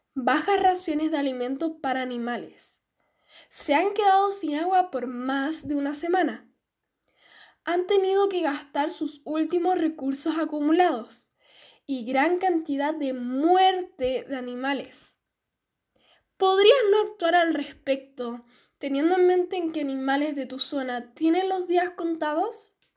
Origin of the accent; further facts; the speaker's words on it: Chile; ayudemos todos unidos como chilenos